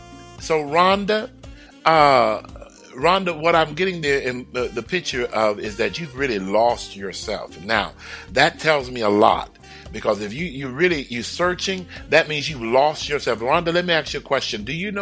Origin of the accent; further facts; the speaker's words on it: Houston, Texas, United States; I lived everywhere in Houston. I was born in Houston. I lived everywhere in Houston.